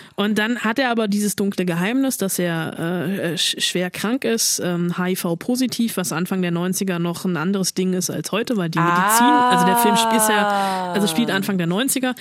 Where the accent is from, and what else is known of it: Germany